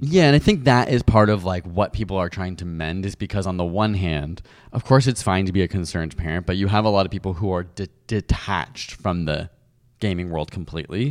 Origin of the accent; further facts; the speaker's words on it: United Kingdom; I'm British